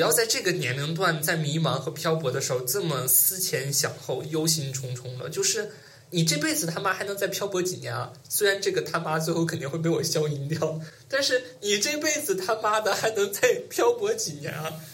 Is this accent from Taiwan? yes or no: no; Mudanjiang, Heilongjiang, China; moved away as an adult; also born or lived in Shanghai; now in Beijing, China; 我来自于黑龙江省、来自于黑龙江省、我们南疆市